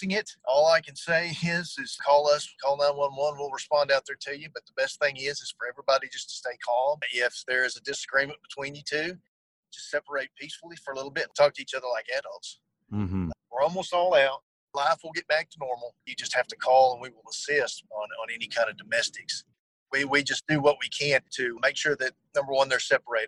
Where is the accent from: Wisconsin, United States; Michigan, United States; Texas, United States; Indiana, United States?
Texas, United States; Bosque County; born and raised in Bosque County